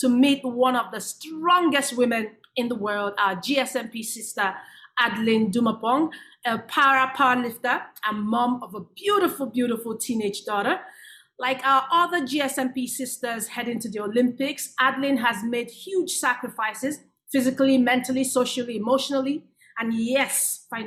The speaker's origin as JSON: {"language": "English", "country": "Nigeria", "said": "I'm from Nigeria, I'm African"}